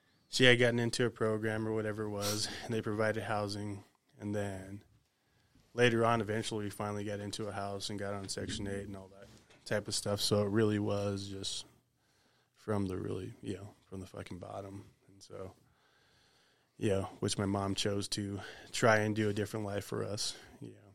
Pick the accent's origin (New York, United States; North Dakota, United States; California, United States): California, United States; Sacramento; also born or lived in Garryowen, Montana; I was born in Gary, Montana, and then I grew up in Sacramento, California, and pretty much all over Northern California and a little bit of Southern California